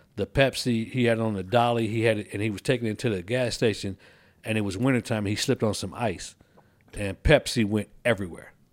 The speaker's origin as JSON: {"language": "English", "town": "Kankakee", "region": "Illinois", "country": "United States", "tie": "born or raised there", "also_born_or_lived": "Colorado Springs, Colorado", "moved": "as an adult", "lives_now": "Texas, United States", "said": "move from Kankakee, which is my hometown, to come to Texas"}